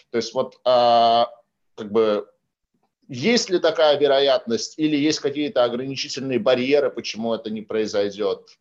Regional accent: Saint Petersburg, Russia; Кстати, вот, э, вот. в Санкт-Петербурге, в моем родном городе, из года в год пытаются запустить э, тему таких пассажирских речных перевозок.

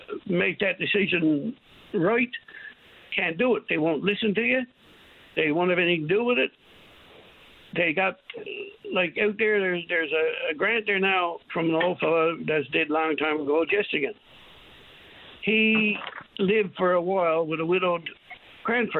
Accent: New Harbour, Newfoundland and Labrador, Canada; I came from New Harbor in Trinity Bay

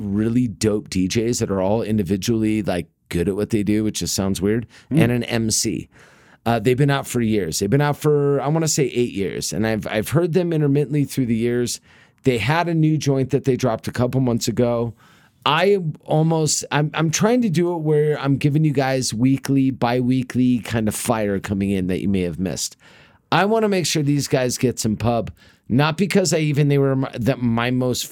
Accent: Los Angeles, California, United States; moved away; my hometown

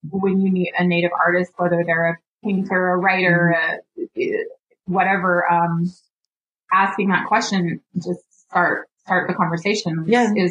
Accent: Owyhee, Nevada, United States; also born or lived in Elko; So, um, I'm, I grew up in the Duck Valley cry uh, in Owyhee and with that, I was enrolled there. And then when my parents moved us to Elko

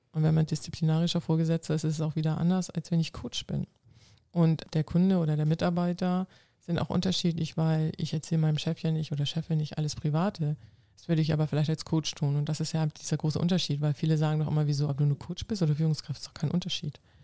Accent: Schleswig-Holstein, Germany; first language Low German; German is a second language; Plattdeutsch ist eine ah. Sprache ah. bei uns oben im Norden, in Schleswig-Holstein

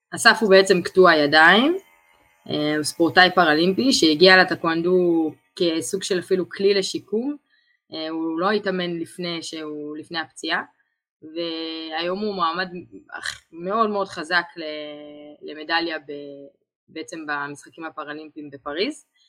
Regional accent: Israel

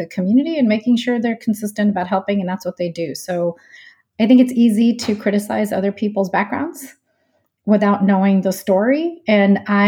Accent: Houston, Texas, United States; moved away as an adult; also born or lived in Jersey City, New Jersey / Chicago; I grew up in Houston, Texas

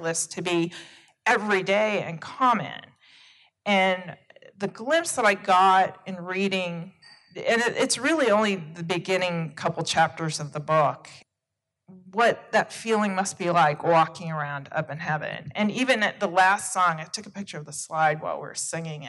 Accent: United States; I'm originating from the United States

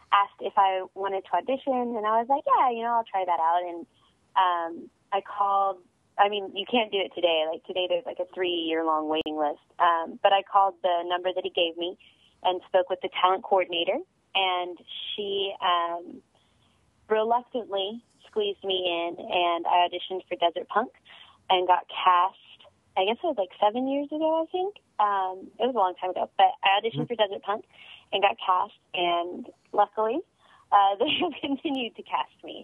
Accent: Amarillo, Texas, United States; I started locally with my community theater in my hometown of Amarillo, Texas, the Amarillo Little Theater

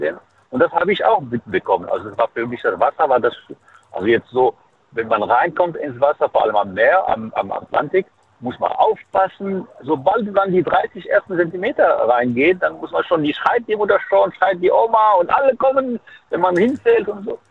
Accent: Fes, Fès-Meknès, Morocco; German is a second language; now in Saarland, Germany; ich bin geboren in Marokko, deswegen in Fes

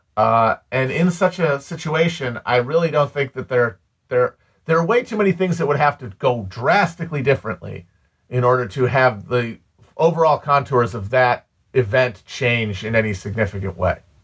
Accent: United States; I'm an American.

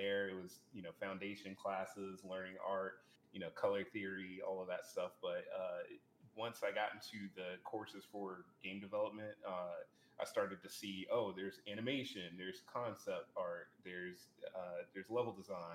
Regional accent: Savannah, Georgia, United States; I'm from Savannah, Georgia

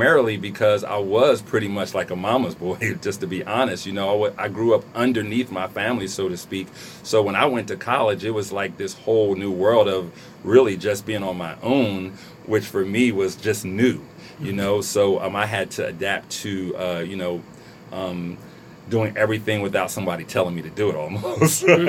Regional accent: Trenton, New Jersey, United States; I'm born and raised in Trenton, New Jersey. I'm a Trentonian.

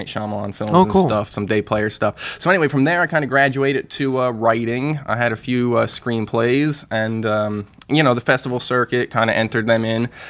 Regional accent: Chesterfield, New Jersey, United States; I'm originally from, you know, born and raised in New Jersey.

